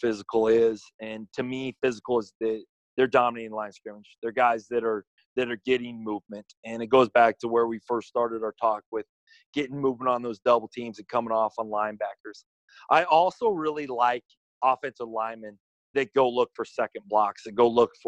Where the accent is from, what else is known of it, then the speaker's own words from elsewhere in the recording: South Dakota, United States; moved away as an adult; now in Chadron, United States; I grew up in Red Isle, South Dakota, on a ranch